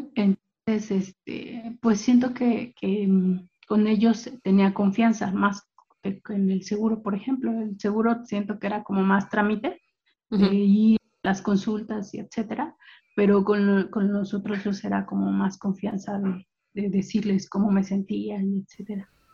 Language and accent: Spanish; Mexico City, Mexico; now in State of Mexico, Mexico; Soy eh, del Estado de México, ya tengo viviendo acá aproximadamente unos 10, 15 años, aunque nací en el Distrito Federal